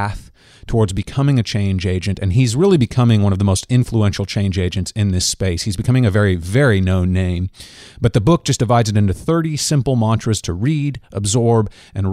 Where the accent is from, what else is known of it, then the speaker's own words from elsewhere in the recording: Kansas, United States; we're both Kansans and you're a KU dude just like me